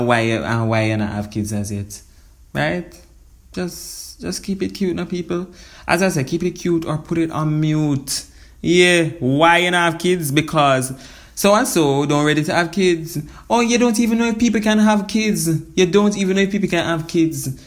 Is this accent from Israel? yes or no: no; Jamaica